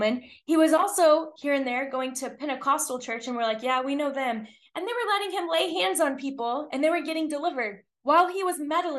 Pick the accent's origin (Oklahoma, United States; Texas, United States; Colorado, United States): Texas, United States; I'm from Texas. We say bless your heart a lot